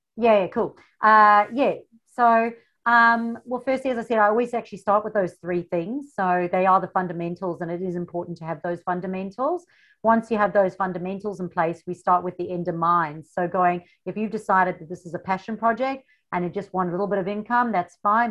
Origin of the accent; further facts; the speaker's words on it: South Africa; moved away as an adult; now in Australia; the funny accent. I come from South Africa